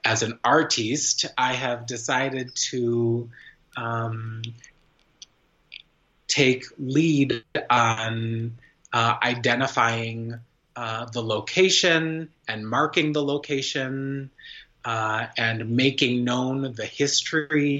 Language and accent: English; United States; also born or lived in Fort Worth, Texas; as an American artist